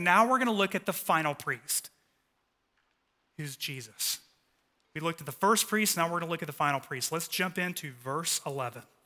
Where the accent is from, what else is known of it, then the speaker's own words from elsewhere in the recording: Dallas, Texas, United States; The three of us were like the trifecta of altar boys growing up in North Dallas